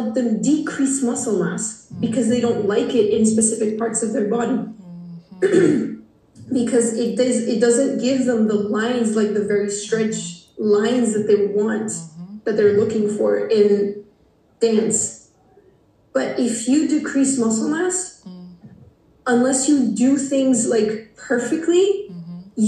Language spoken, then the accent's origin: English; Portugal; English is a second language; I'm from Portugal. For those who don't know, Portugal is a small country in the west of Europe.